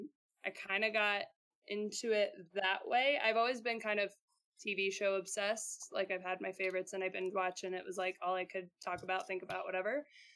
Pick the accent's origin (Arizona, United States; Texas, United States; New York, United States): New York, United States; also born or lived in Seattle; now in Utah, United States; I'm from New York. I moved to Seattle and I worked with Seattle Rain under Laura, and did video there, and then moved to working with U.S. soccer youth national teams for a year, and then I moved to Utah.